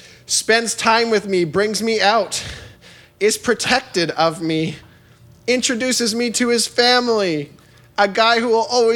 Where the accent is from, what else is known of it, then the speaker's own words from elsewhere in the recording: Winnipeg, Manitoba, Canada; born there; I'm 27 years old. I'm Filipino. I was born in Winnipeg, in Canada.